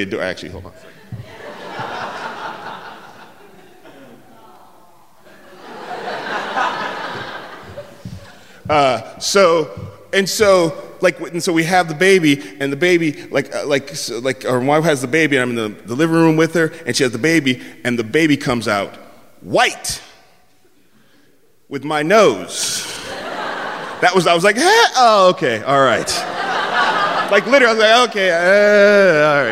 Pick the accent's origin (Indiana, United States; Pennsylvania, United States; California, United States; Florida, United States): California, United States; San Francisco; also born or lived in the South; I'm from San Francisco